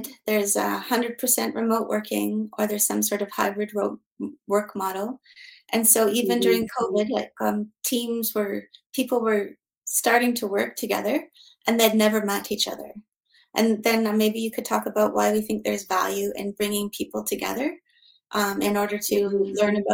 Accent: Yukon, Canada; moved away as an adult; now in Switzerland; I'm also Canadian, living in Switzerland since 2010. And I grew up in the Yukon in Canada

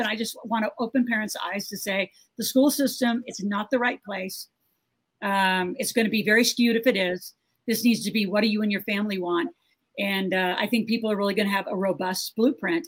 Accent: Nebraska, United States; I grew up in Nebraska on a farm

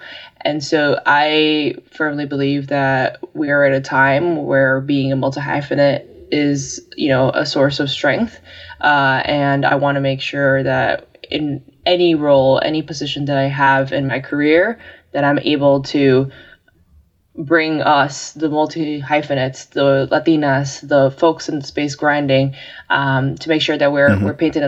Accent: New York, United States; I was born and raised in New York. Have really lived here all my life

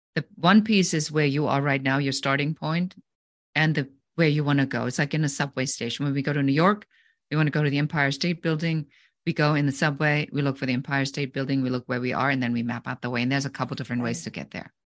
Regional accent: Germany; moved away as an adult; now in United States; I'm originally from Germany

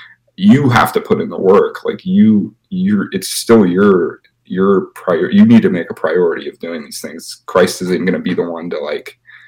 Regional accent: Pittsburgh, Pennsylvania, United States; I'm from Pittsburgh

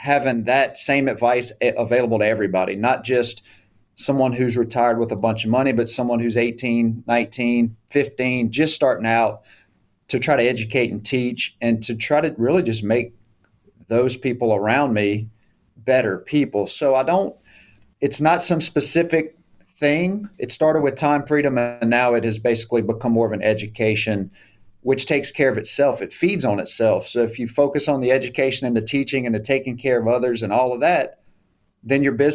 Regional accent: South Louisiana, United States; moved away as an adult; now in Shreveport, United States; my hometown in South Louisiana. So I'm a Cunass at heart. I'm a South Louisiana boy.

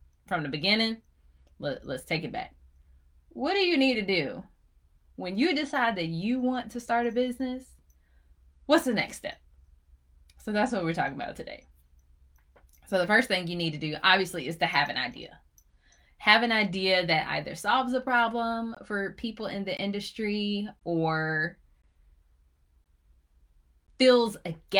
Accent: Chapel Hill, North Carolina, United States; I'm from Chapel Hill

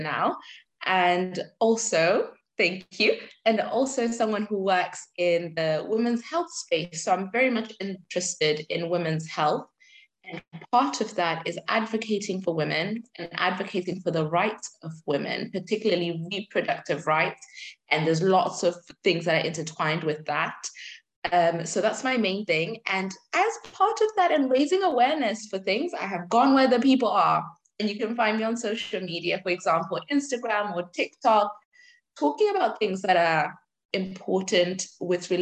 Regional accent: Zimbabwe; now in United Kingdom; I'm Zimbabwean, I was born in Zimbabwe

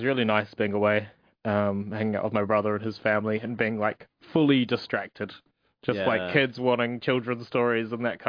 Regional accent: India; born there; I was born in India, but apparently don't technically count as an Indian.

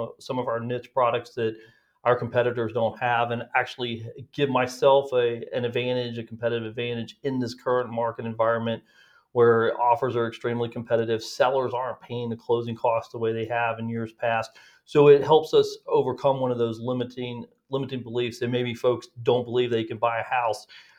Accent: Texas, United States; also born or lived in California; So originally, I was born in California. My father was military and spent most of my childhood growing up in Texas, West Texas, or Dallas, and spent a lot of summers out in West Texas.

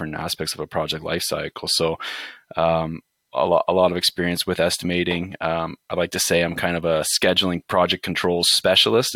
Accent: just outside of London, Ontario, Canada; also born or lived in Windsor, Ontario; I was born and raised just outside of London

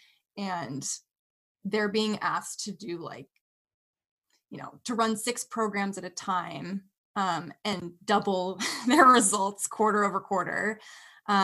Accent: Bay Area, California, United States; also born or lived in Washington; now in Wisconsin, United States; I grew up in the Bay Area, California

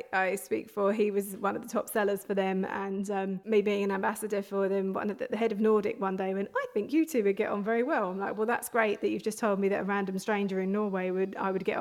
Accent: London, United Kingdom; moved away as an adult; now in Hertfordshire, United Kingdom; I grew up in North London, but I moved out a little bit further.

